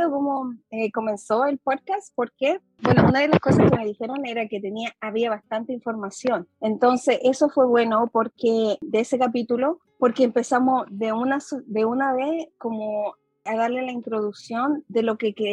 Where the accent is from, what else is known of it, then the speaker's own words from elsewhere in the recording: Chile; accent: Chilean; Para mí que yo vivo en el extranjero, las personas de aquí sienten que tengo un acento chileno, pero cuando yo voy a Chile me dicen que yo no soy de ahí porque tengo acento como mezclado.